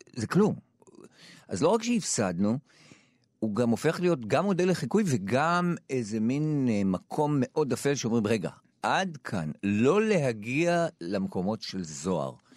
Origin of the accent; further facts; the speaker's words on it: Jerusalem, Jerusalem District, Israel; אני מילולית עברתי מ... מחנה יהודה, המקום שבו נולדתי, לשכונת תלפיות, ועברתי לבית הכרם